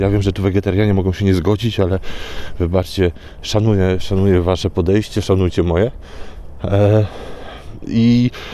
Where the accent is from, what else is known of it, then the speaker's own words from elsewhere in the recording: Warsaw, Masovian Voivodeship, Poland; jestem z Warszawy